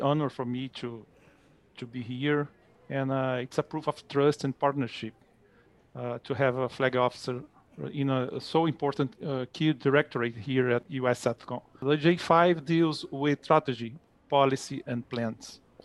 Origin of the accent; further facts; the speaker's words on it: Rio de Janeiro, Brazil; English is a second language; moved away as an adult; now in United States; I was born in Rio de Janeiro.